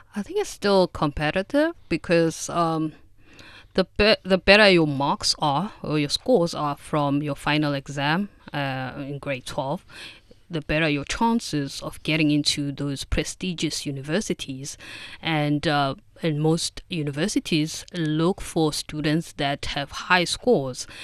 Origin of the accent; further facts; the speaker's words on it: South Africa; now in China; I'm from South Africa